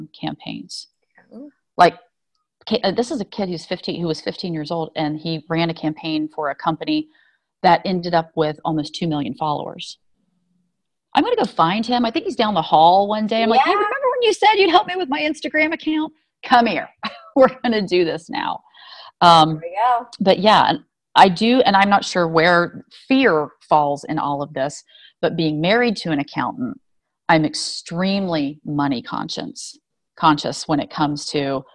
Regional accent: United States; I was born here in the States

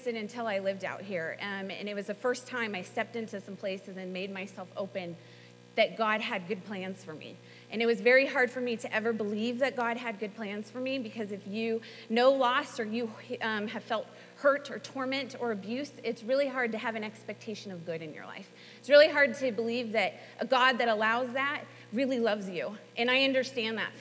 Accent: Southern California, United States; moved away as an adult; also born or lived in North Carolina / Tulsa, Oklahoma; I'm from Southern California, and I came out here to attend Bible school

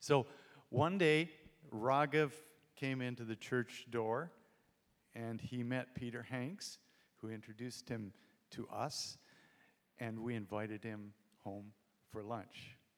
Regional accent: India; born there; I was born in India. … so the expectations for missions were great.

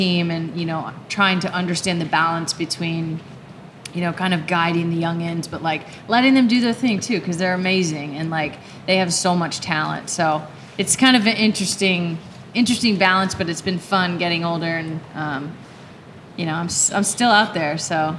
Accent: California, United States; I'm from California and spent a lot of time in Southern California and San Diego.

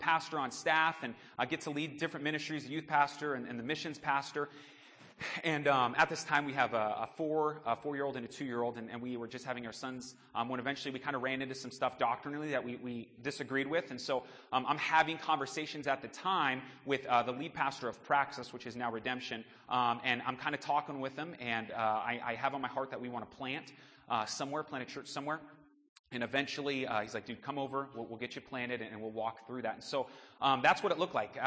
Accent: Phoenix, Arizona, United States; also born or lived in Sunnyslope, Arizona; We were born and raised in Phoenix, both my wife and I. I was born in the heart of Phoenix.

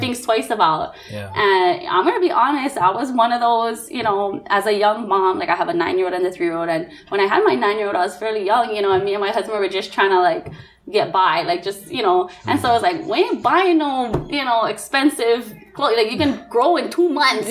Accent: Nanakuli, Hawaii, United States; I'm a Nanakulian, or I'm from Nanakuli, proud and proud through and through

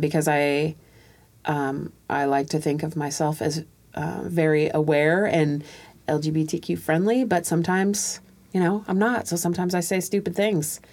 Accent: Tacoma, Washington, United States; also born or lived in Panama; So I too moved to Tacoma when I was two or three, and two. I was two

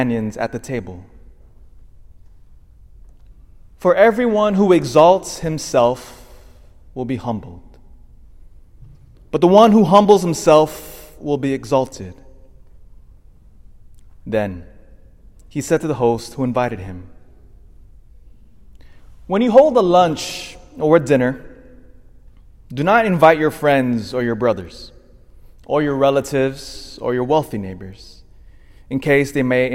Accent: Elk Grove, United States; I grew up in Elk Grove

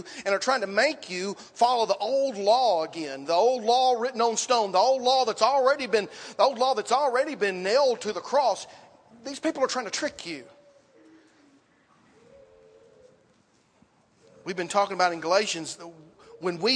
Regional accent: Dixon, United States; where I grew up in Dixon

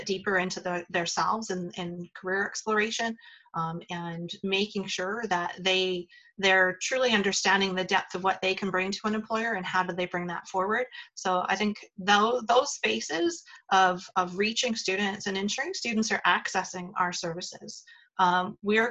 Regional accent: Northern Alberta, Canada; moved away as an adult; also born or lived in Calgary; I was coming from Northern Alberta

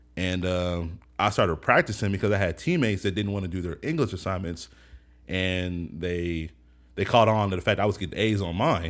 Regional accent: Seattle, Washington, United States; I grew up in the Central District, first on Jenkins.

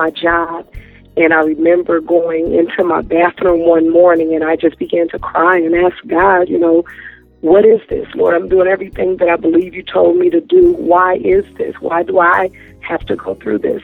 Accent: Antioch, California, United States; I am from Antioch, California.

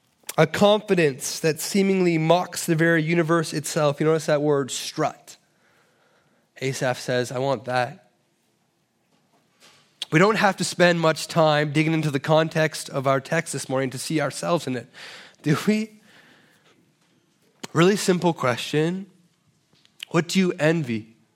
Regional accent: Toronto, Ontario, Canada; Believe me, I'm from Toronto. Here is very, very good.

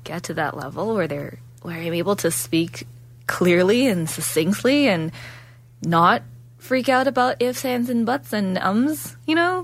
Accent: Ontario, Canada; moved away as an adult; now in Calgary, Canada; I'm originally from Ontario, so moving over from Ontario over to um, Alberta was a big change

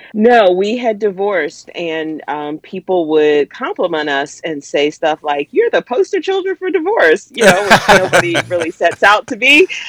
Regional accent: the South, United States; now in Pittsburgh, United States; where and how I grew up in the South

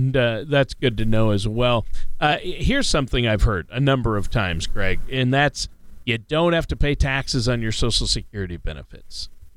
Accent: Minnesota, United States; Of course, Minnesota, my home state's in there.

